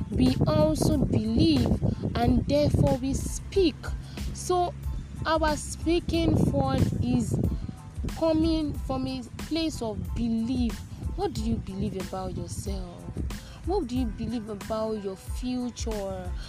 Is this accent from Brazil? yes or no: no; Nigeria; I already said it before that I am a Nigerian